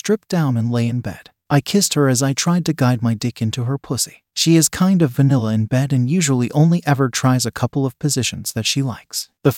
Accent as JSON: {"language": "English", "country": "Pakistan", "moved": "as an adult", "lives_now": "United Kingdom", "said": "We had an arrangement back in my home country of Pakistan, and she moved to the UK to live with me after a few months of waiting for her visa. We are from a small village in Pakistan"}